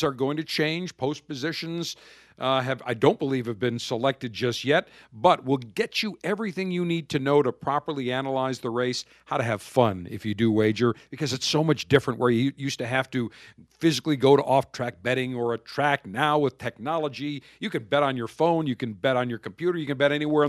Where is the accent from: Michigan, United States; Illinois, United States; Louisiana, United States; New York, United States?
New York, United States; Buffalo; when I grew up in Buffalo and in New York State